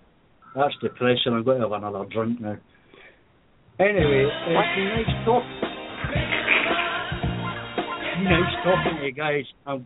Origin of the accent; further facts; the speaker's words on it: Scotland, United Kingdom; I'm Scottish, remember.